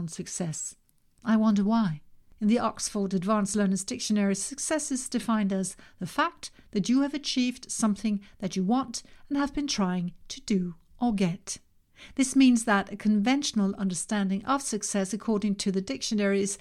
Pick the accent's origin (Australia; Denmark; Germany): Denmark; In my home country, Denmark